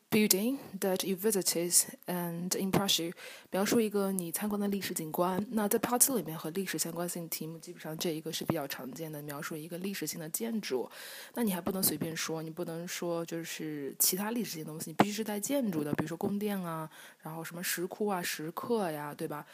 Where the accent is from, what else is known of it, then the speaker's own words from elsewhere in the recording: Jiangsu, China; 在我们江苏这边